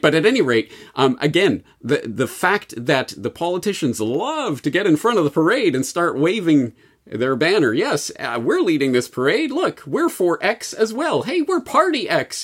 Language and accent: English; Canada; speaking as a Canadian